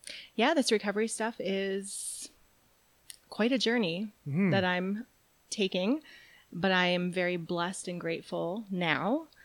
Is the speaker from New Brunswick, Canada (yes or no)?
yes; New Brunswick, Canada; now in Calgary, Canada; I call Calgary home, and I've been here for 20 years now. I'm originally from New Brunswick.